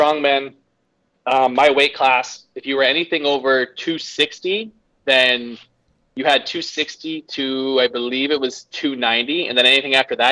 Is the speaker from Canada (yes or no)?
yes; Canada; I'm Canadian